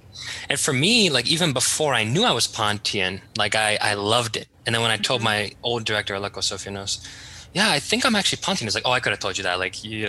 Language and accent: English; Rhodes, South Aegean, Greece; I think I have a bias because I'm from Rhodos, but I really do like the wedding tradition.